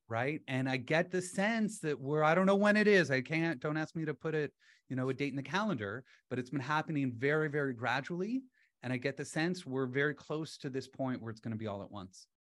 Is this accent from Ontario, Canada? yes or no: yes; London, Ontario, Canada; moved away as an adult; also born or lived in Halifax, Nova Scotia / Sweden; now in Toronto, Canada; I grew up in London, Ontario, with my dad in the investment industry